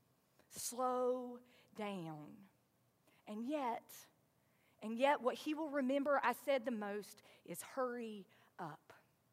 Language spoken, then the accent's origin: English; the South, United States; accent: southern; my southern accent is going to say hairy sometimes instead of hurry